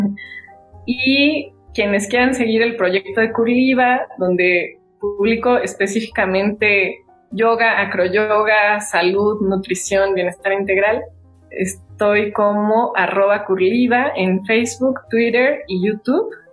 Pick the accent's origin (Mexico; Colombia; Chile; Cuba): Mexico; como mexicanos